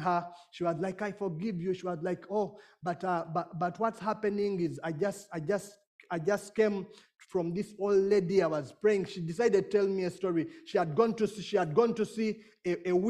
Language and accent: English; Uganda; I come from Uganda